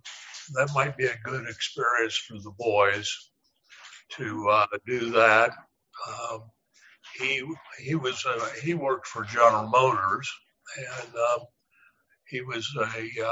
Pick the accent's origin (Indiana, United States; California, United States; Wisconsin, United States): Indiana, United States; Anderson; now in Pellston, Michigan, United States; I grew up in Anderson, Indiana, which is a little bit east of Indianapolis, Indiana.